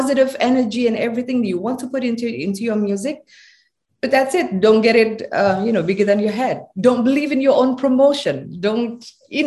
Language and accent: English; Java, Indonesia; I come from Indonesia. I'm a proud Javanese woman, and I speak with my accent